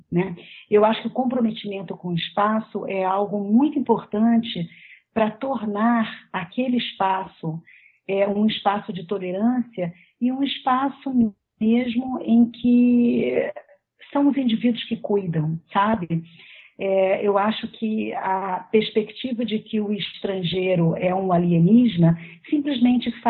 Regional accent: Rio de Janeiro, Brazil; Mas, por exemplo, eu sou carioca porque eu me identifico com uma certa forma de estar no mundo que diz respeito às pessoas que vivem no Rio de Janeir

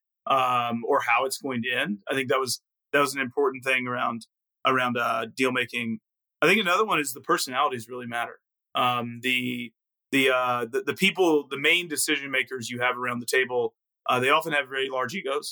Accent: Arkansas, United States; moved away as an adult; also born or lived in Mississippi; I was born in Mississippi, grew up in Arkansas, very much in the South

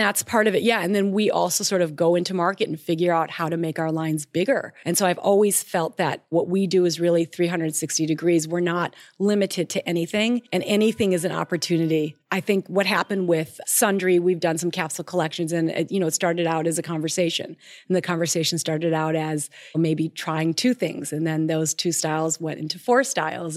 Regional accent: Minnesota, United States; I'm from Minnesota

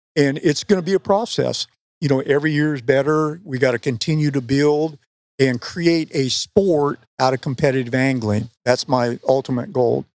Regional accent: West Coast, United States; moved away; I grew up on the West Coast

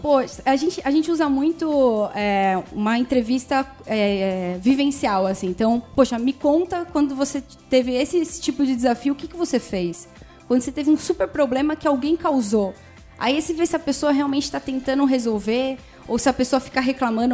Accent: São Paulo, Brazil; Eu sou aqui de São Paulo

